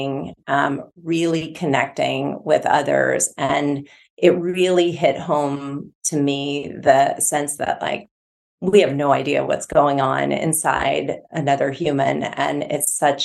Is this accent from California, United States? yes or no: no; north of Milwaukee, Midwest, Wisconsin, United States; I'm from the Midwest. I grew up just north of Milwaukee